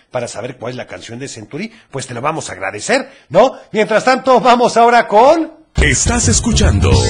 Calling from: Tlaquepaque, Jalisco, Mexico; de Tlaquepaque y le quiero mandar saludos a mi niña de siete años que no se quiere despertar.

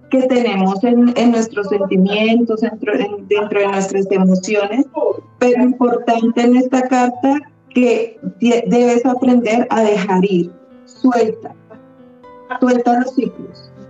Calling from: Manizales, Caldas, Colombia; De Manizales.

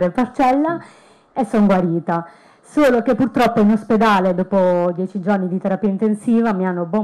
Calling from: Montecchio Emilia, Emilia-Romagna, Italy; Allora, io sono un gruppo B, sì. vengo da Montecchio Emilia.

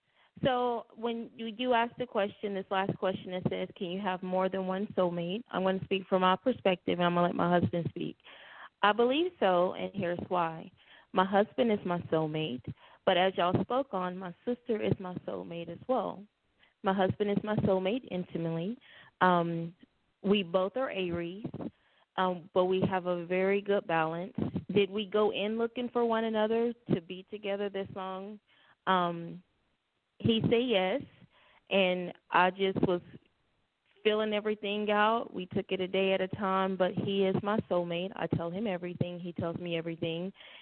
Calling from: Mesquite, Texas, United States; So we are calling in from Mesquite.

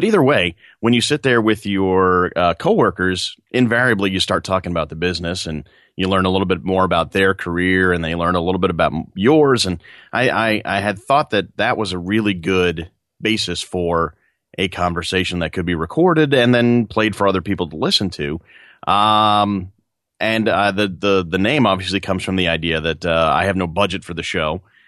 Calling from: New York, United States; I am just outside New York City right now, sitting in a chair, and there's a lawnmower outside, so it's very bucolic.

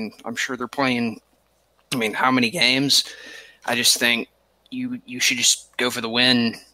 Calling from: Lexington, Kentucky, United States; Uh, Lexington, Kentucky.

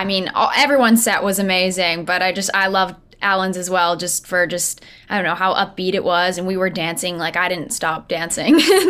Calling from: St. Albert, Alberta, Canada; I'm calling from the basement of my house in St. Albert.

